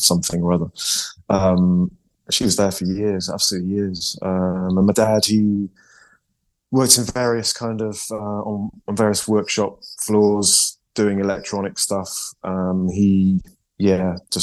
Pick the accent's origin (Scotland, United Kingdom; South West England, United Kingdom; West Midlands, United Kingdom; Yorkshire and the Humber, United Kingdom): South West England, United Kingdom; Yate; moved away as an adult; also born or lived in Bath, United Kingdom / Croydon, London, United Kingdom; now in Bristol, United Kingdom; I'm from Yate.